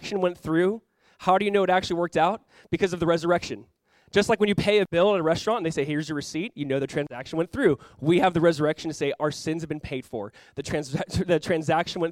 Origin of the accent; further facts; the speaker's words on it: Southern California, United States; moved away; my wife and I grew up in Southern California